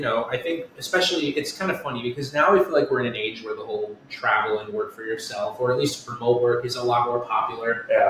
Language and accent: English; Westchester, New York, United States; also born or lived in Connecticut; now in Astoria, New York, United States; I grew up in Westchester, New York